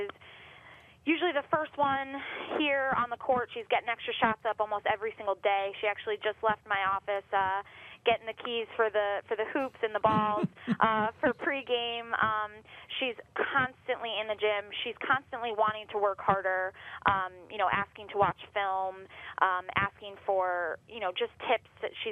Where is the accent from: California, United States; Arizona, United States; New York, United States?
New York, United States; Northport; moved away as an adult; now in Rochester, United States; my hometown, Northport